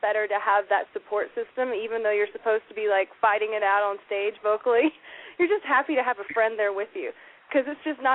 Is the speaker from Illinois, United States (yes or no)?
no; Metter, Georgia, United States; moved away as an adult; also born or lived in Nashville, Tennessee / Los Angeles, California; I'm actually from Metter, Georgia